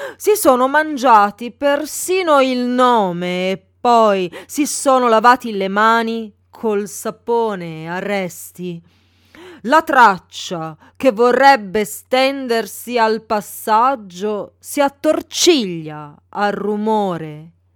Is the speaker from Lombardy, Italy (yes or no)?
yes; Milan, Lombardy, Italy; Io sono milanese di Milano